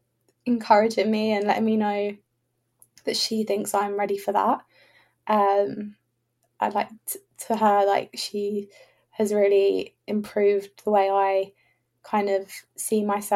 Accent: England, United Kingdom; I assumed, oh, I'm an English person.

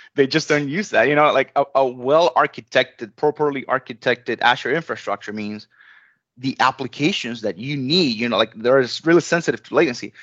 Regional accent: Venezuela; moved away as an adult; I was born in Venezuela.

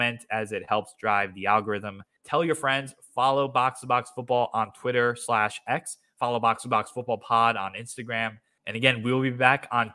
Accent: United States; As an American

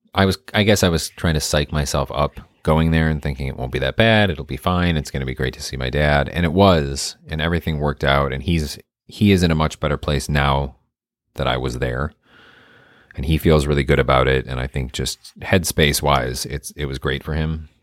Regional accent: Michigan, United States; moved away; my hometown in Michigan

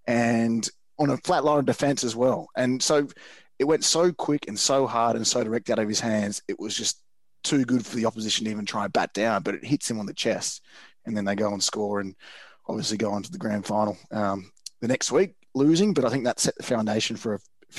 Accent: Sydney, New South Wales, Australia; growing up in Bondi, I'd head down to the beach on a Saturday morning

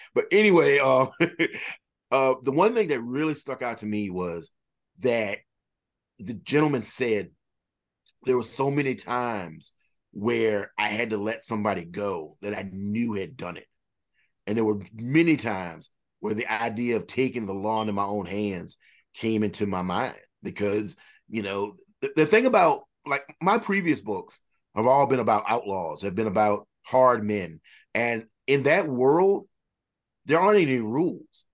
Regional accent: United States; in my hometown, I live in a very small county, and, uh, of eight thousand people.

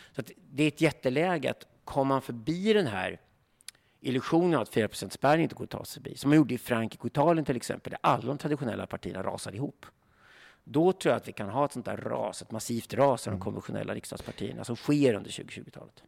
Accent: Sweden; vi svenskar

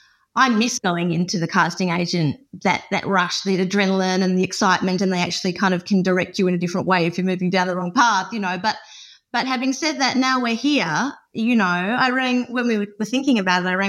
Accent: Perth, Western Australia, Australia; moved away as an adult; also born or lived in Sydney; now in Lake Clifton, Australia; Born and raised in Perth. Last few years of school were here for me in WA, and then I moved when I was about 18 or 19 over to Sydney

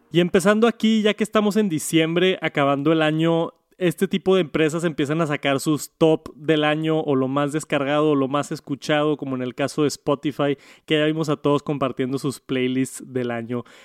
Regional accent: Mexico; en mi país, aquí en México

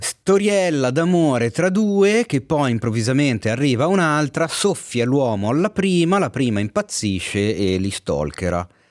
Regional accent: Milan, Lombardy, Italy; accent: Milanese; si sente troppo la mia cadenza milanese

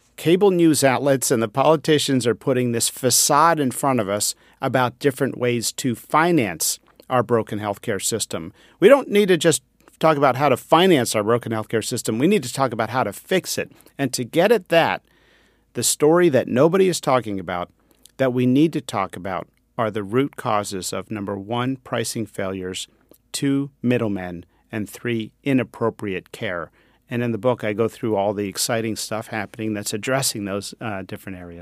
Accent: Pennsylvania, United States; I grew up near the Amish in Pennsylvania

